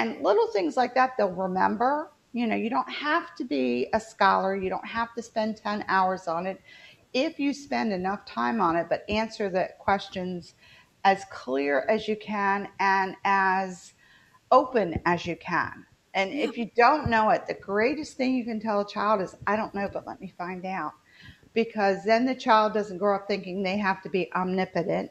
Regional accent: West Virginia, United States; now in the South, United States; I'm living in the South now. I'm originally from West Virginia

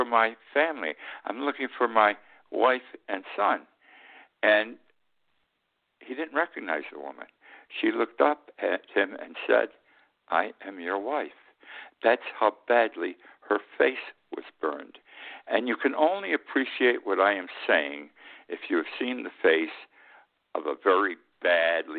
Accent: Utica, New York, United States; moved away as an adult; also born or lived in Key West; Utica, New York, my hometown.

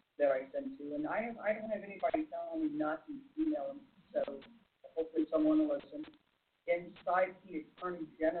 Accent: Illinois, United States; such as my home state of Illinois

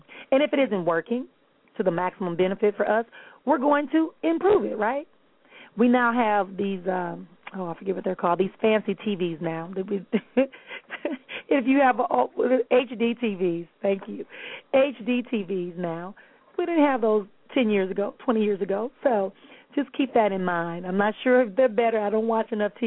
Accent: Milwaukee, Wisconsin, United States; moved away; Milwaukee, Wisconsin, my hometown

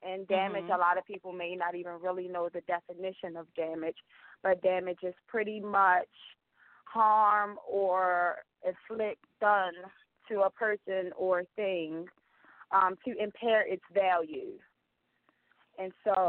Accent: Baltimore, Maryland, United States; now in Columbia, United States; Growing up in Baltimore, where I had to face many daily challenges.

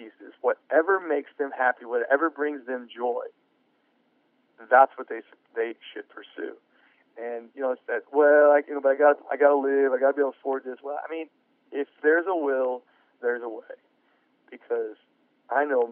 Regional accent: United States; I'm an American taxpaying citizen

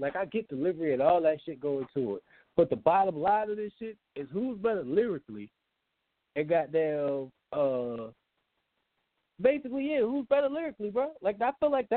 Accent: Richmond, Virginia, United States; I'm from Richmond

